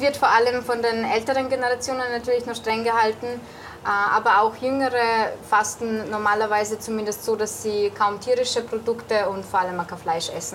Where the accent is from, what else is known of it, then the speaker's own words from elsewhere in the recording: Austria; bei uns in Österreich